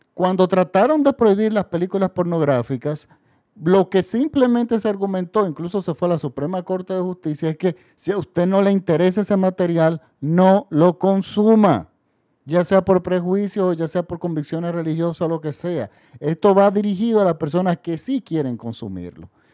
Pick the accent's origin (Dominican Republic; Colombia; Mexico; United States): Dominican Republic; En mi país, el público masivo no consume cine francés